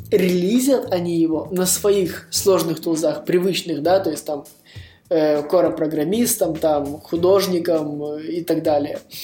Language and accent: Russian; Vilnius, Vilnius County, Lithuania; Я сам из Вильнюса, я живу в Вильнюсе, и здесь зимой холодно